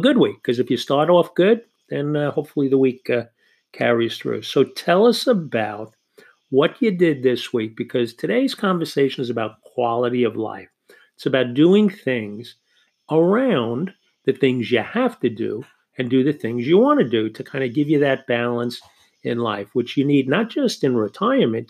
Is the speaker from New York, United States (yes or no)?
yes; New York, United States; accent: New York; I am here in New York. You can tell by my accent